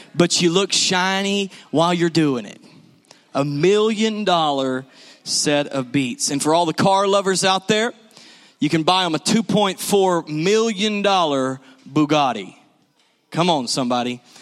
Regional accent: the South, United States; we're from the South.

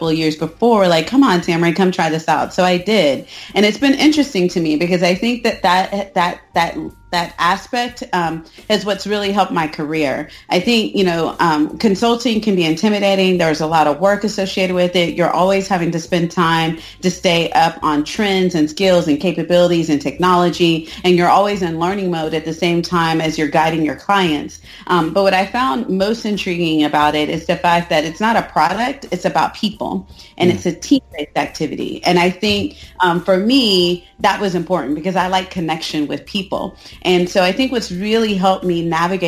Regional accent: Austin, Texas, United States; I'm just a Texas girl born and raised in Austin, Texas

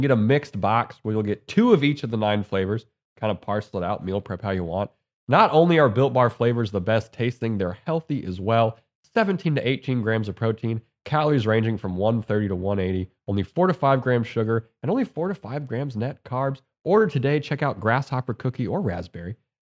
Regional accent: Montana, United States; I'm also from Montana

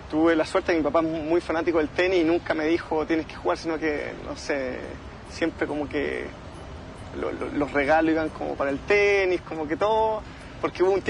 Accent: La Reina, Santiago Metropolitan Region, Chile; En La Reina.

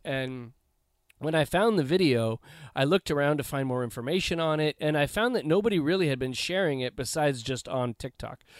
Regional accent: Los Angeles, California, United States; having grown up in the Los Angeles area, I grew up in the South Bay

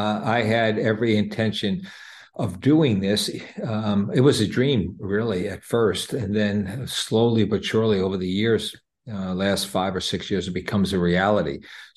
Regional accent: Jersey City, New Jersey, United States; You know, I was born in Jersey City, right across the river from New York. I'm Italian American

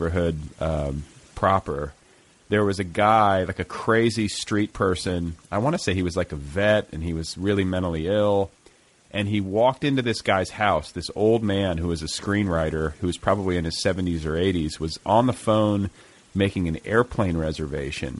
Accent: Indiana, United States; now in Los Angeles, United States; I'm from Indiana originally

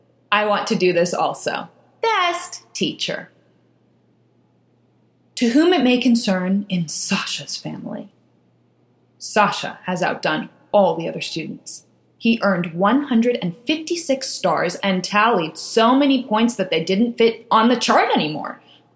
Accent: Germany; English is a second language; If we were in my hometown in Germany, my mother would say that life is no pony farm, and she would say this in German.

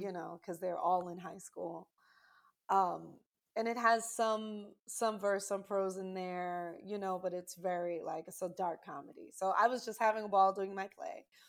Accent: New York City, New York, United States; being from New York, I'm originally from Brooklyn, New York

